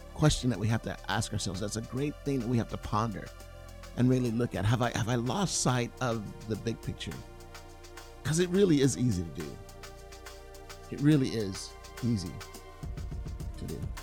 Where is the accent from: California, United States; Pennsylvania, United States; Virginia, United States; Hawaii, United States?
California, United States; I'm I'm from California.